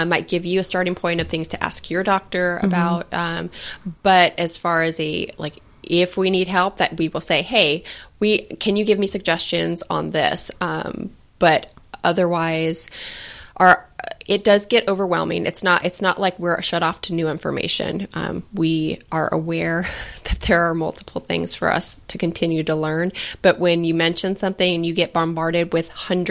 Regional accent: Palm Springs, California, United States; I grew up in Palm Springs.

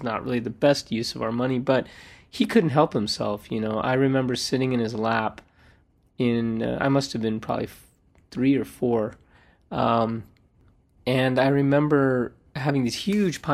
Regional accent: Toronto, Ontario, Canada; I was born in Toronto, Canada. My parents, my mom and dad, they come from Gujarat, India

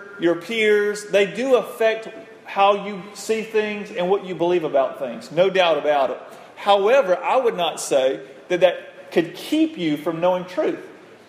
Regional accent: United States; growing up in the United States of America, with this family I have in the 21st century

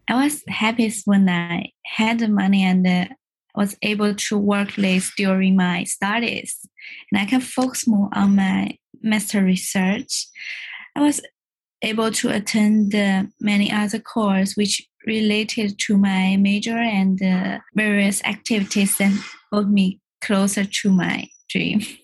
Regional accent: China; moved away as an adult; now in London, United Kingdom; I came from China.

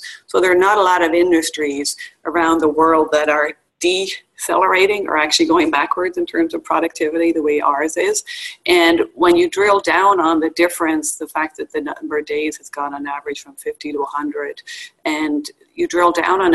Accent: Dublin, Leinster, Ireland; moved away as an adult; now in United States; I grew up in Dublin, Ireland, and moved to the U.S. in 1994

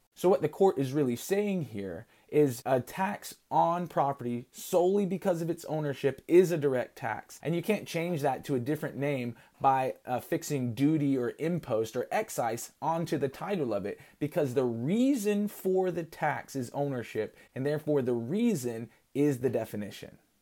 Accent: United States; as American citizens

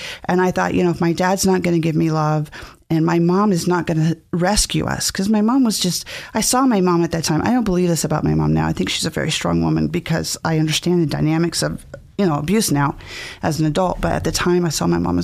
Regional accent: Mountain Home, Idaho, United States; also born or lived in California; I was born in California, but my parents brought me to Mountain Home, Idaho when I was three

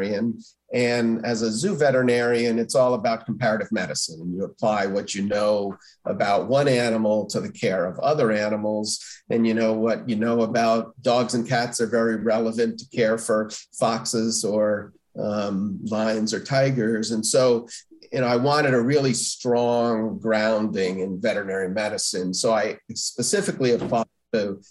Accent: Stamford, Connecticut, United States; I grew up in Stamford, Connecticut.

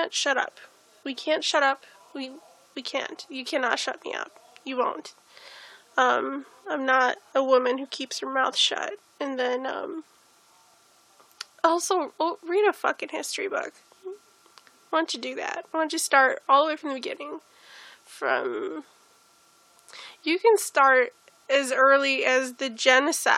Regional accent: United States; We're American.

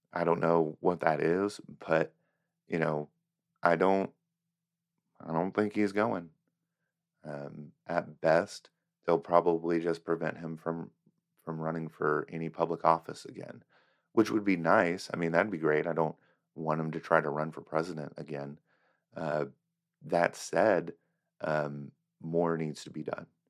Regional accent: United States; as an American

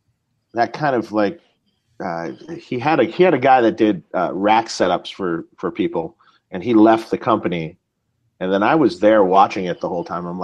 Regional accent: Detroit, Michigan, United States; moved away as an adult; now in California, United States; I moved to California from Detroit when I was 18 years old in 1988

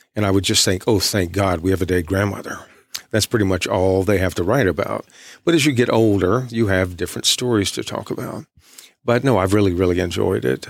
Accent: East Texas, United States; I'm from East Texas.

